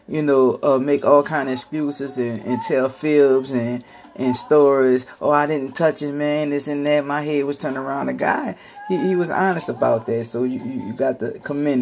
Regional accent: New Orleans, Louisiana, United States; I'm from New Orleans

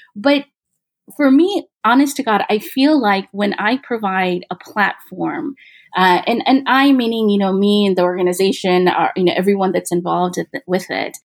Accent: Midwest, United States; I, I grew up in the Midwest

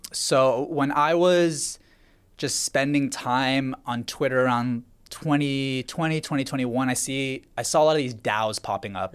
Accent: Vancouver, British Columbia, Canada; I was born in Vancouver, Canada.

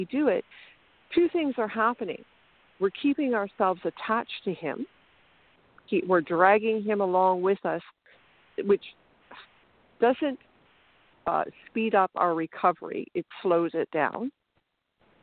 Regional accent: Canada; also born or lived in Ontario; I'm from Canada

